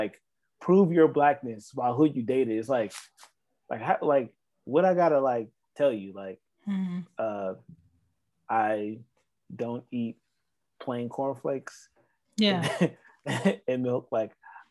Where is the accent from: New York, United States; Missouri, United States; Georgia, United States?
Georgia, United States; Atlanta; also born or lived in South Carolina; I grew up in Atlanta